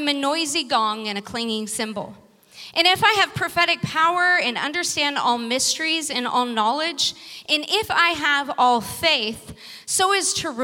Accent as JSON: {"language": "English", "town": "Vacaville", "region": "California", "country": "United States", "tie": "born or raised there", "moved": "yes", "lives_now": "San Francisco, United States", "said": "Uncle Danny is my brother who lives back in my hometown on 5 acres, farmer Uncle Danny."}